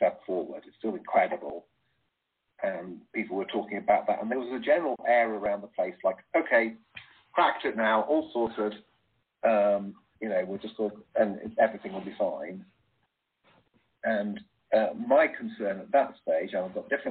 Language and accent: English; United Kingdom; Being British